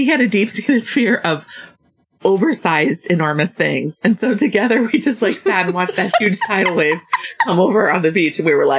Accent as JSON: {"language": "English", "town": "Champaign", "region": "Illinois", "country": "United States", "said": "I am from Champaign, Illinois."}